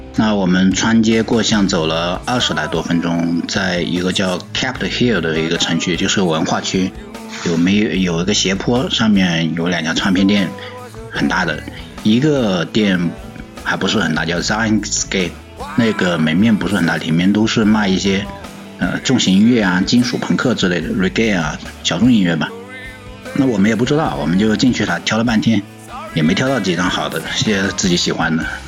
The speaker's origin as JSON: {"language": "Chinese", "town": "Hangzhou", "region": "Zhejiang", "country": "China", "tie": "born or raised there", "said": "我的家乡是在杭州"}